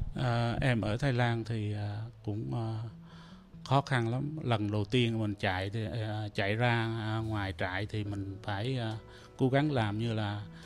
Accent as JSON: {"language": "Vietnamese", "town": "Trà Cú", "region": "Trà Vinh", "country": "Vietnam", "tie": "born or raised there", "also_born_or_lived": "Cambodia / Thailand", "moved": "yes", "lives_now": "Toronto, Canada", "said": "tôi là người Việt Nam sinh đẻ ở à, Việt Nam à, ở ấp Bà Côi xã Đông Châu huyện Trà Cú tỉnh Trà Vinh rồi tôi tôi vượt biên từ Trà Vinh qua à, Campuchia rồi sang à, qua Thái Lan"}